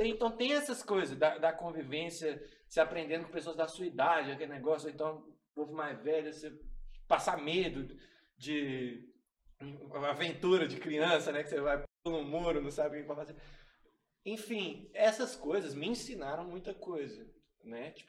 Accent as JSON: {"language": "Portuguese", "region": "Minas Gerais", "country": "Brazil", "tie": "born or raised there", "said": "Eu cresci é, vivendo na rua. Eu sou, eu sou lá do Califórnia. Pouco, eu moro em Sagrada Família agora, mas tem quatro anos só."}